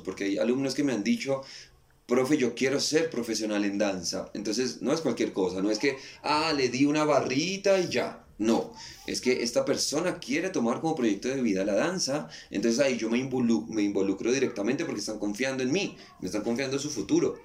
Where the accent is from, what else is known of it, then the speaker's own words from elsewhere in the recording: Colombia; moved away as an adult; also born or lived in Buenos Aires, Argentina; quería sentir el calor de, mi tierra, quería ver a mi mamá